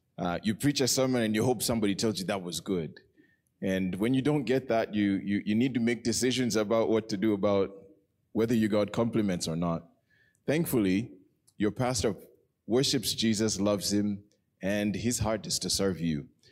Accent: Nairobi, Kenya; I was born in Nairobi.

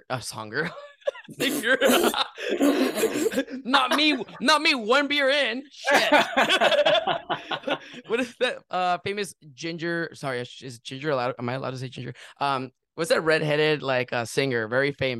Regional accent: California, United States; now in Orlando, United States; I'm originally from California, but I was gonna move

